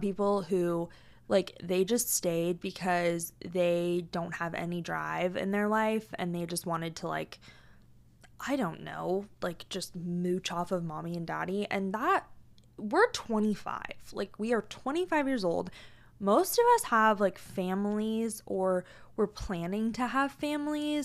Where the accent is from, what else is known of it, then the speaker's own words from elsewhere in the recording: Tacoma, Washington, United States; now in Arizona, United States; I was born and raised in Tacoma, Washington